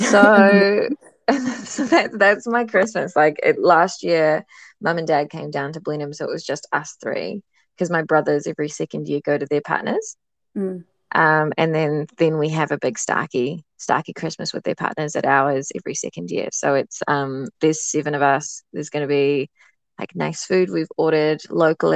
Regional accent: Ireland; now in New Zealand; My parents are English. I was born in Ireland

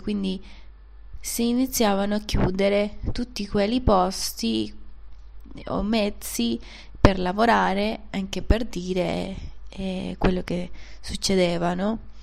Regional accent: Venezuela; Italian is a second language; moved away as an adult; also born or lived in Panama; now in Turin, Italy; sono venezuelana, sono nata in una città un po' diciamo in, in campagna

